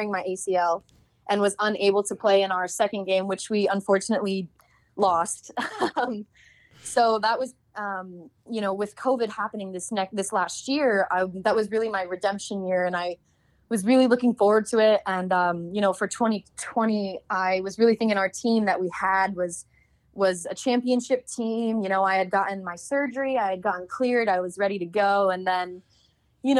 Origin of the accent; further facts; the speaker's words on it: Southern California, United States; moved away as an adult; also born or lived in Chicago, Illinois / Denver, Colorado; now in New York City, United States; I was born in Chicago, Illinois, but when I was young, I moved to Southern California, which is where I grew up.